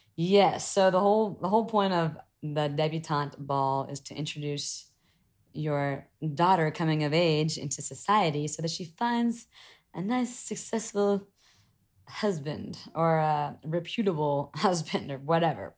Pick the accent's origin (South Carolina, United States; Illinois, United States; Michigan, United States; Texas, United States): South Carolina, United States; moved away as an adult; growing up in South Carolina or even in America